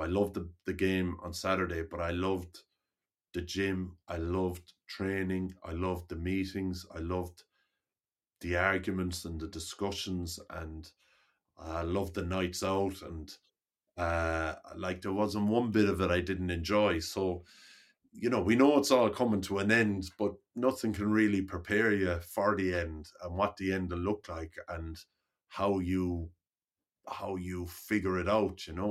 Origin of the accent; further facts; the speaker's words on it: Limerick, Munster, Ireland; I grew up in Limerick